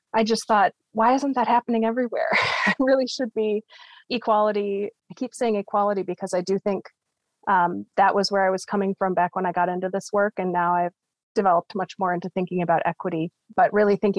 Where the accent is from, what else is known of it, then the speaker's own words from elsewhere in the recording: United States; also born or lived in Copenhagen, Denmark; As an American living in Denmark